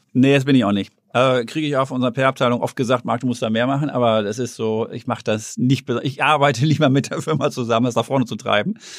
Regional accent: Herten, North Rhine-Westphalia, Germany; moved away; ich bin in Herten groß geworden, im Ruhrgebiet

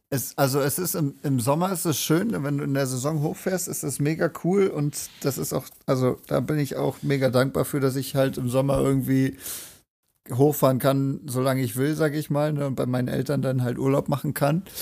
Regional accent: Rügen, Mecklenburg-Vorpommern, Germany; moved away as an adult; now in Erfurt, Germany; Rügen. Richtig, von Deutschlands schönster und größter Insel.

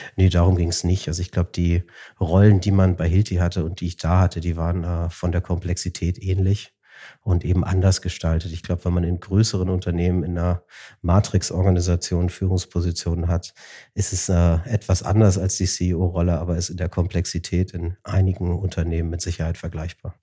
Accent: Hamburg, Germany; Wir sind in Hamburg groß geworden.

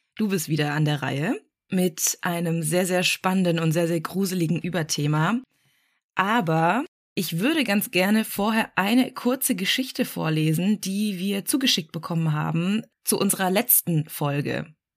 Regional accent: Black Forest, Baden-Württemberg, Germany; ich komme ja auch aus dem Schwarzwald

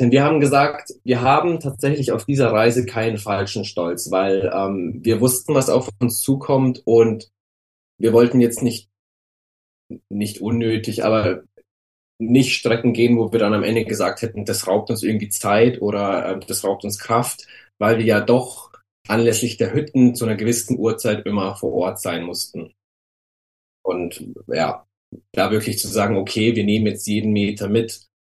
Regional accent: Munich, Bavaria, Germany; Also ich komme ja aus München und ähm, mein Opa war ein leidenschaftlicher Wanderer und der hat mich schon als kleines Kind immer mit in die äh, Berge genommen zum Wandern.

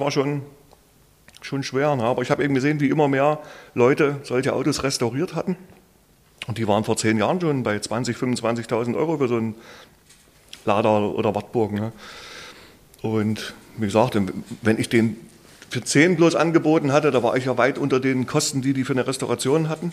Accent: Leipzig, Saxony, Germany; bei uns im Viertel in Leipzig, wo ich groß geworden bin

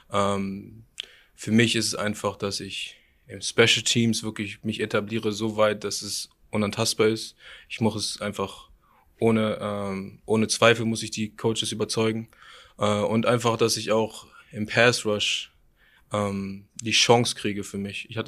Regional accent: Germany; dass wenn ich sage, ich komme aus Deutschland

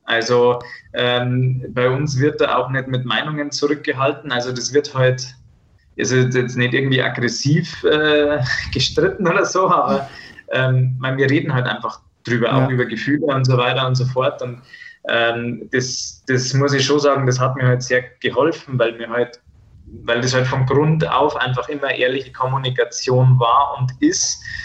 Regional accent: Bad Tölz, Bavaria, Germany; bei uns in Bad Hölz gibt es so eine, ähm, also eine Kneipe, die heißt Rocks Off und da waren wir damals immer beim Feiern

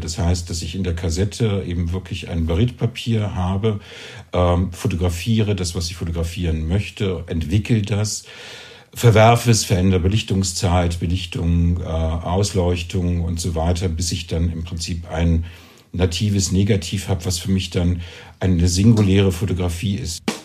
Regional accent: East Germany, Germany; now in Zürich, Switzerland; ich bin in, eben aufgewachsen in Ostdeutschland.

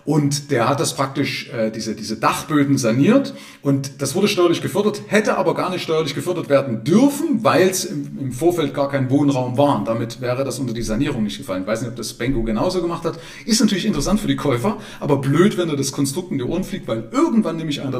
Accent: Zwickau, Saxony, Germany; Ja, interessanterweise kenne ich jemanden bei mir aus meiner Heimatstadt Zwickau, der hat es genauso

